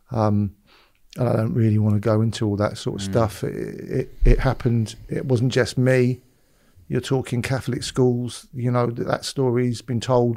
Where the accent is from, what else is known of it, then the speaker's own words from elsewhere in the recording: Weston-super-Mare, South West England, United Kingdom; moved away; also born or lived in London / Los Angeles; I fell out into the world in Weston-super-Mare in 1968